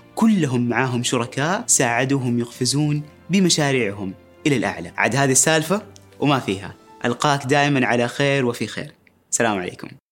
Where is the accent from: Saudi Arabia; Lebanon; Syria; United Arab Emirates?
Saudi Arabia; نثق في قدراتنا كسعوديين